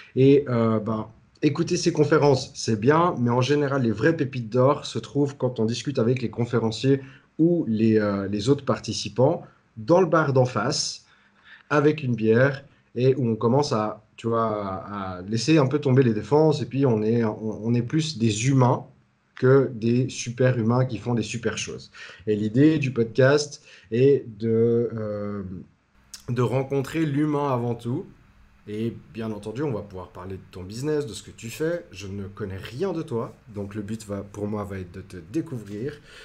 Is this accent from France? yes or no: no; Switzerland; accent: Swiss; je viens de Suisse